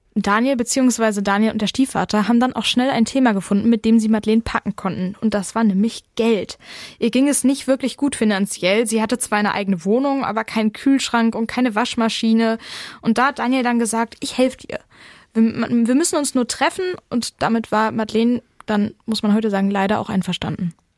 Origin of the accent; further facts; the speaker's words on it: Ruhr area, North Rhine-Westphalia, Germany; hier bei uns im Ruhrgebiet